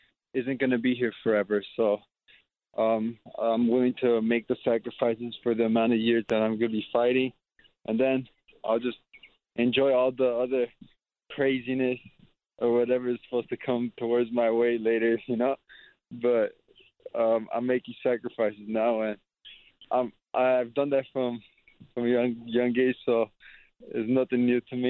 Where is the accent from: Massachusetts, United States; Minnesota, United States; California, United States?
California, United States; Glendale; growing up in Glendale, like they call Glendale, they call it like the second Armenia because of how much Armenians there are here.